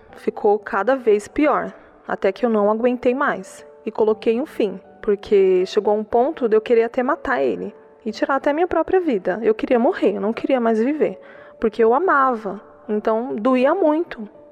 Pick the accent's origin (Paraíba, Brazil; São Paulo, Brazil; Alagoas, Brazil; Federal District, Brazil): São Paulo, Brazil; Mauá; eu sou de Mauá